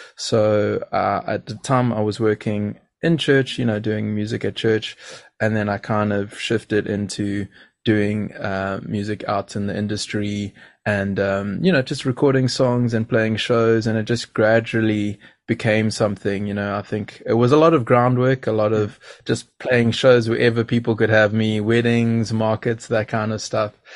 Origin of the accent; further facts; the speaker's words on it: Durban, KwaZulu-Natal, South Africa; growing up where I grew up, I grew up in Durban